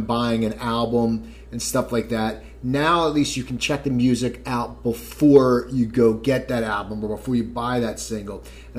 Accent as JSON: {"language": "English", "region": "New Jersey", "country": "United States", "tie": "born or raised there", "said": "I grew up in New Jersey."}